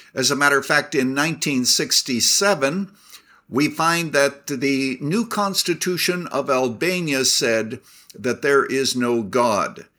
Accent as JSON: {"language": "English", "country": "Canada", "tie": "born or raised there", "moved": "yes", "lives_now": "United States", "said": "I was born in Canada"}